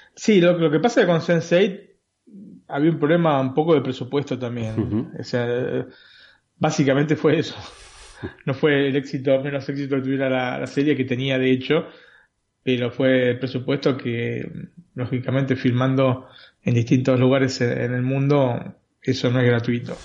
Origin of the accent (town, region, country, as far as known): Buenos Aires, Argentina; born or raised there